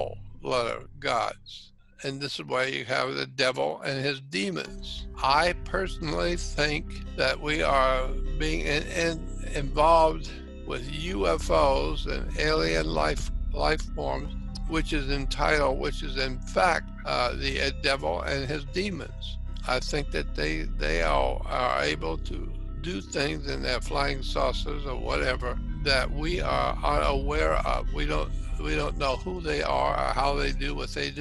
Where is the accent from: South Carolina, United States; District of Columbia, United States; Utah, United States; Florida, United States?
Florida, United States; Pensacola; in my town, my hometown